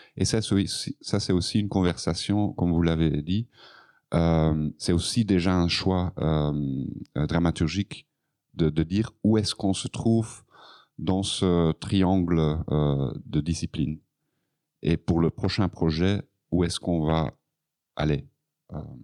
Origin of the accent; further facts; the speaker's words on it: Flanders, Belgium; French is a second language; Donc, je suis flamand, donc mon français n'est pas parfait